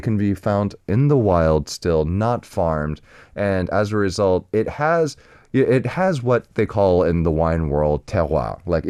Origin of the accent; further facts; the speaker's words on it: Arizona, United States; because I grew up cooking in Arizona among mostly Mexican chefs.